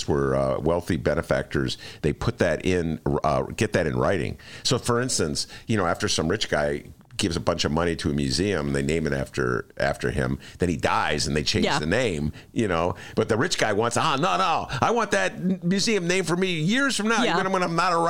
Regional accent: Chicago, Illinois, United States; being a Chicagoan and living in a city where this kind of madness occurs.

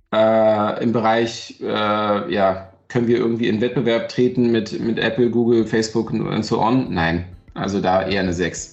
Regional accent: Brandenburg an der Havel, Brandenburg, Germany; now in Berlin, Germany; ich komme ja halt aus Brandenburg, aus der Havel, ja. Wir hatten damals nicht viel, äh, weder im Osten noch nach der, nach der Wende

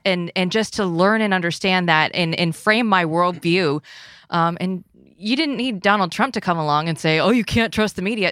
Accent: Iowa, United States; growing up in Iowa, listening to Steve Dace forever

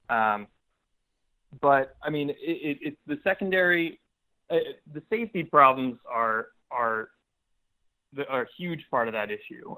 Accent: New Jersey, United States; now in New York City, United States; I live in New York City now, and I grew up in New Jersey

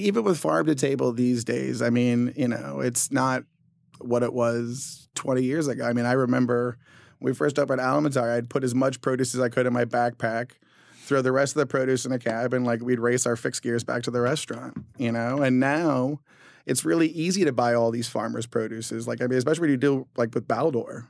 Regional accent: Southern California, United States; now in New York, United States; I'm from Southern California

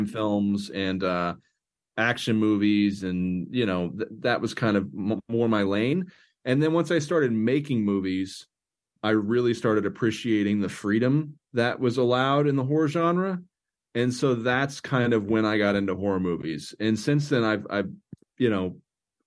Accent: Oklahoma, United States; I'm from Oklahoma, and up until maybe a week ago, it was a very closed off and kind of repressed place

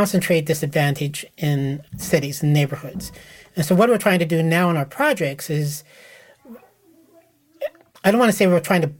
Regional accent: Nebraska, United States; also born or lived in Lincoln, Nebraska; I grew up in a neighborhood in Nebraska where it was not random, and when I moved to Lincoln, Nebraska for college, I realized my hometown was not unique

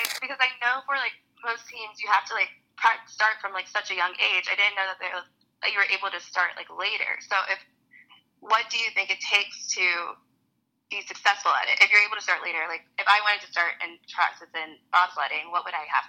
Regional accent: Georgia, United States; we're from Georgia, so we get how hot it is

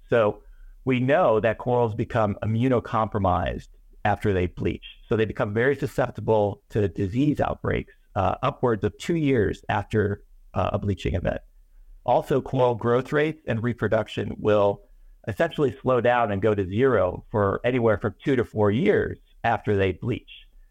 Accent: Chicago, Illinois, United States; moved away; also born or lived in Miami; when I was a kid, I grew up in Chicago, Illinois

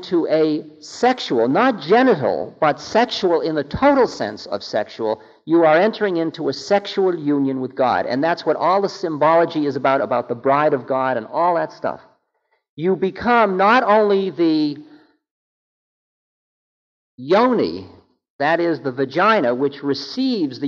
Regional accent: Boston, Massachusetts, United States; I'm from Boston.

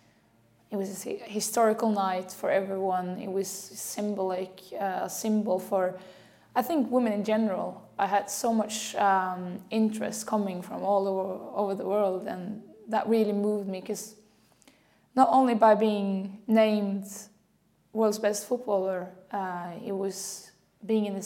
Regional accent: Norway; moved away as an adult; now in Lyon, France; I'm from Norway.

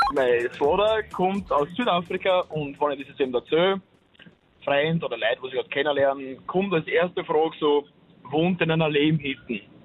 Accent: Austria; ich bin ein Österreicher

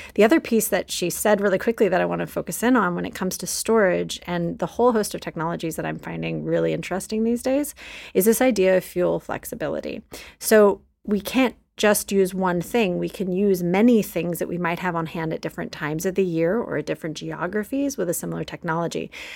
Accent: Texas, United States; in my home state of Texas

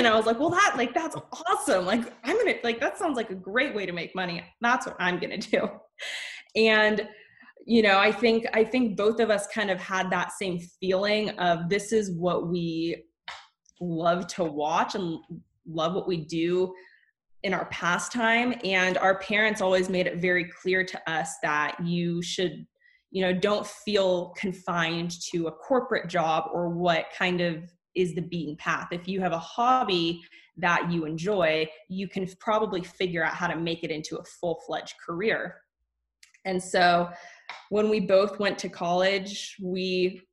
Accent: Oakland, California, United States; we were raised in Oakland

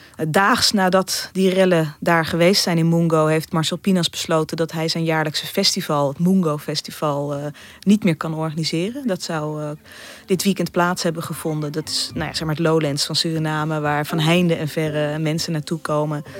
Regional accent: Netherlands; wij als Nederlanders

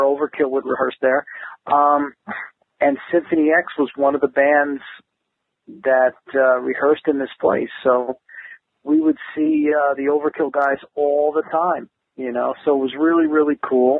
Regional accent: New Jersey, United States; We're both from New Jersey

